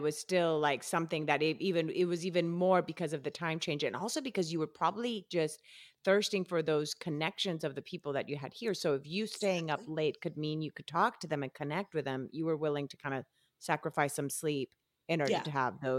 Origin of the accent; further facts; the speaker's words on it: Colombia; now in United States; even though I moved here from Colombia, I knew English all my life.